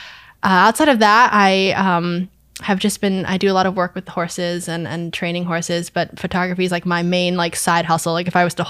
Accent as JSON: {"language": "English", "region": "Vermont", "country": "United States", "tie": "born or raised there", "said": "I was born and raised in Vermont. I went to high school in Milton at Milton High School"}